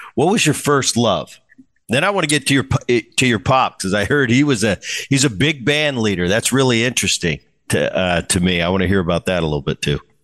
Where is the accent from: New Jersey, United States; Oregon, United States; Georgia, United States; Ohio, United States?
New Jersey, United States; I grew up in Jersey